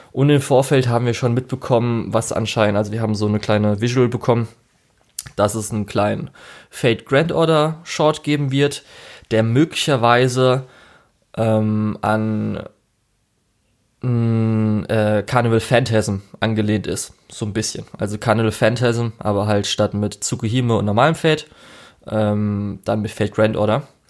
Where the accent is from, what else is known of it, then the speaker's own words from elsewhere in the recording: Germany; Bei uns in Deutschland